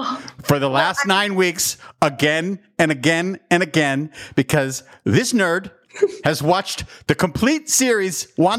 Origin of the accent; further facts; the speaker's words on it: Pittsburgh, Pennsylvania, United States; I'm Irish Catholic from Pittsburgh, Pennsylvania.